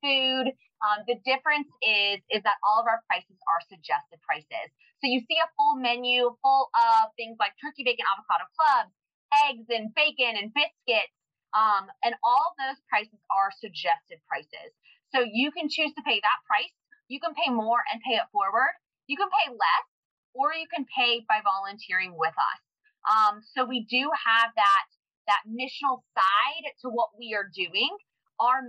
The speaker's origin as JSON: {"language": "English", "town": "Raleigh", "region": "North Carolina", "country": "United States", "tie": "born or raised there", "said": "I'm from Raleigh. I love Raleigh. I born and raised here."}